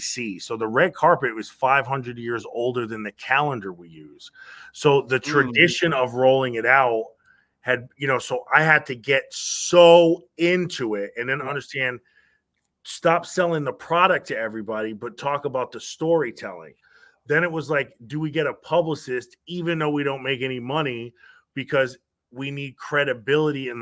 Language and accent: English; Stamford, Connecticut, United States; We grew up in Connecticut. Stamford, Connecticut